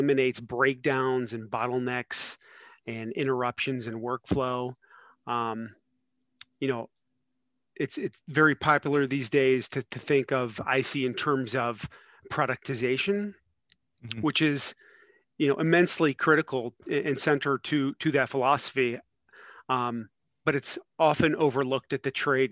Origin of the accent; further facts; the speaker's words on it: Cleveland, Ohio, United States; moved away as an adult; now in Cincinnati, United States; I'm originally from Northeast Ohio and Cleveland